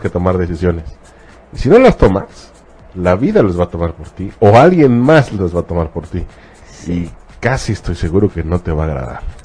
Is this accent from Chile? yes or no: no; Mexico; en nuestro caso como mexicanos